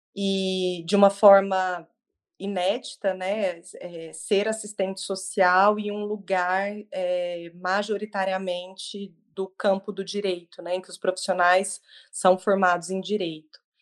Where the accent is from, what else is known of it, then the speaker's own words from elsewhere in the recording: Triângulo Mineiro, Minas Gerais, Brazil; moved away as an adult; also born or lived in Franca, São Paulo; now in São Paulo, Brazil; sou mineira do Triângulo